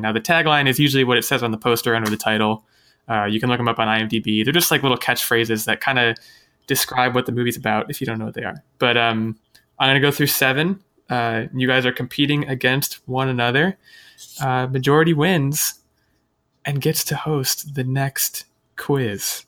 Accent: United States; I'm American

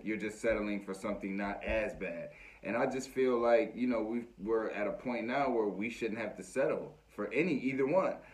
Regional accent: United States; as American people

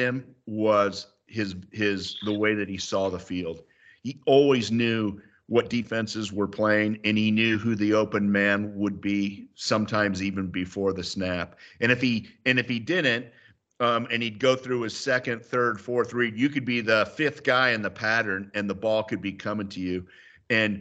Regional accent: Bay Area, California, United States; I grew up in the Bay Area

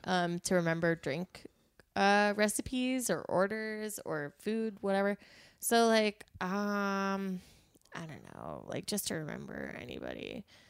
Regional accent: Pennsylvania, United States; We're from Pennsylvania

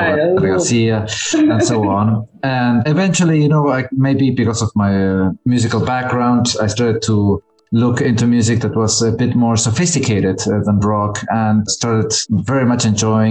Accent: Córdoba, Argentina; moved away as an adult; also born or lived in La Plata, Argentina; now in New York, United States; I'm from La Plata originally, although I consider myself and most people consider myself from Córdoba. But I was born there and I left when I was very young

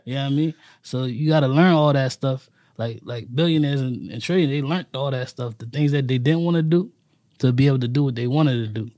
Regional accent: New York City, New York, United States; now in Washington, Pennsylvania, United States; I'm originally from Harlem, New York

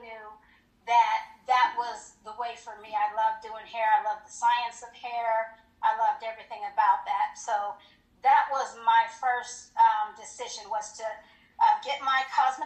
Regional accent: Colorado Springs, Colorado, United States; moved away as an adult; also born or lived in Hinesville, Georgia; I was from Colorado Springs, and I married military

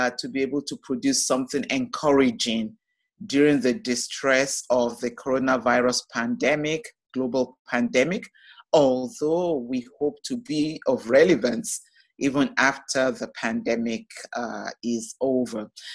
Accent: Nigeria; moved away as an adult; also born or lived in Toronto, Canada; now in Ohio, United States; I was born in Nigeria, the first of six children

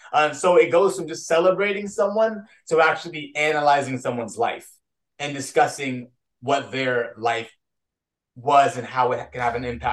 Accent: Lake Wales, Florida, United States; my hometown of Lake Wells.

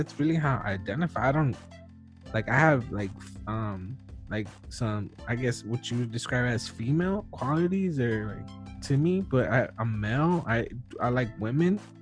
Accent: United States; I was born in the U.S., so I'm an American

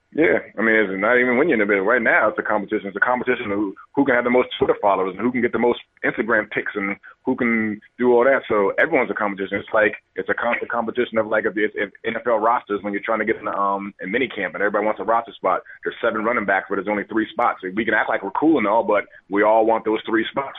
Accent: Maryland, United States; also born or lived in Washington, D.C.; I was born in Washington D.C. and I, but it was only a couple years. But I was raised out in Maryland, so I'm always a Maryland guy

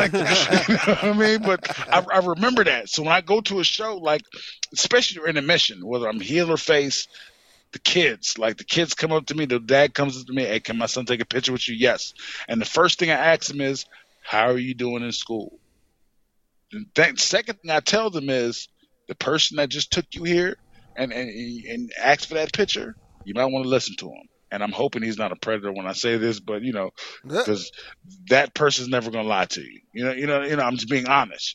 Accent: New York, United States; also born or lived in Fayetteville, North Carolina; now in North Carolina, United States; I grew up in New York, and that's where I was raised until I come down here at a certain time

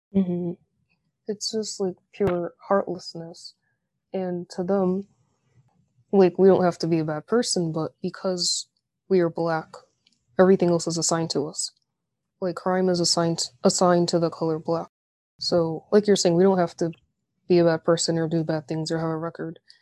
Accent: United States; I was born in America, all my siblings were all Americanized too

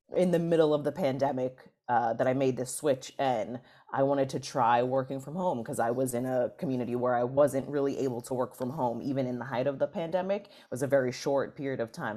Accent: New York City, New York, United States; I'm from New York City, the Bronx in particular

